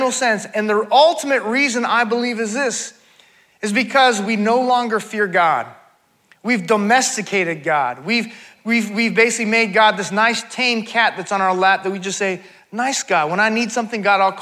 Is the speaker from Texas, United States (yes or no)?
no; California, United States; I grew up in California, grew up on the beach